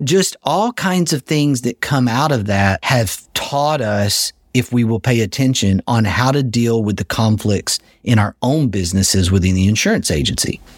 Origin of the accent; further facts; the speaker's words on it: Texas, United States; as a Texan